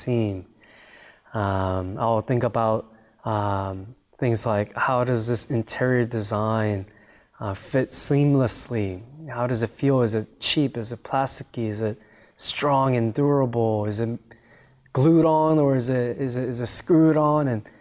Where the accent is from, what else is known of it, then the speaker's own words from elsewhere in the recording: United States; I grew up in America